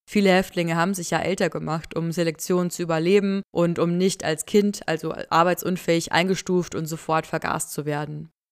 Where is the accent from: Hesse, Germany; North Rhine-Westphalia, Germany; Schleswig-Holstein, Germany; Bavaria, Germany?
Bavaria, Germany; near Mühldorf; Ich bin da in der Nähe zur Schule gegangen, habe gegen Mühldorf Fußball gespielt